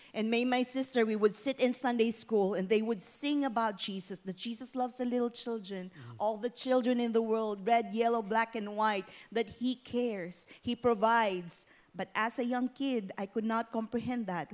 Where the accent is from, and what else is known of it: Philippines; born or raised there; moved away